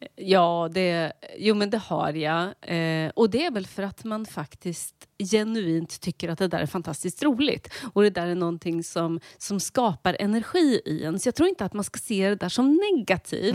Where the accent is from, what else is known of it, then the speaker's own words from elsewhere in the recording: Linköping, Östergötland, Sweden; Jag växte upp i Linköping